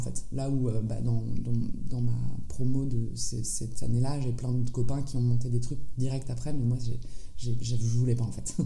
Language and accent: French; France; also born or lived in San Francisco, United States; je suis née en France et j'ai grandi en France. j'ai passé une partie de mon enfance à San Francisco